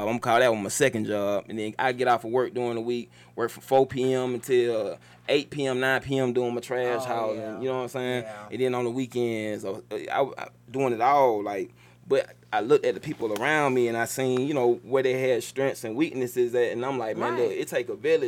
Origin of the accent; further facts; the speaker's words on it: College Park, Georgia, United States; I'm from Cali Park, Georgia.